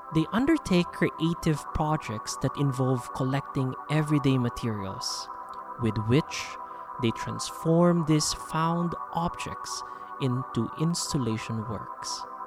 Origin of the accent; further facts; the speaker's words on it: Philippines; now in Jakarta, Indonesia; I am a Filipino educator based in Indonesia